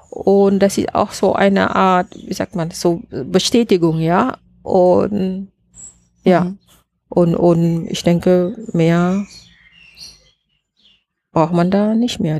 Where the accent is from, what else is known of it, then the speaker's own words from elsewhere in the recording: Malaysia; German is a second language; now in Germany; Also ich denke, ich bin auch so, vielleicht hängt das auch von ähm, meine, äh, wie sagt man, wo ich herkomme. Und äh, in, in Malaysia, wir müssen immer lernen, Geduld zu haben.